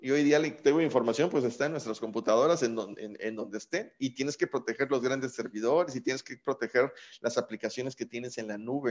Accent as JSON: {"language": "Spanish", "country": "Mexico", "said": "como mexicanos"}